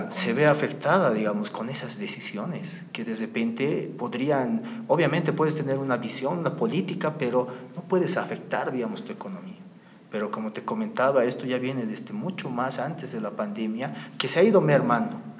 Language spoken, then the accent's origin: Spanish; Bolivia; al estar nosotros como bolivianos